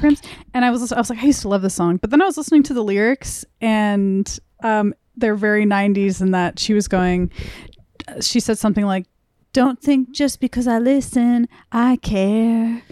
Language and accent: English; Burbank, California, United States; I grew up in Burbank in the Valley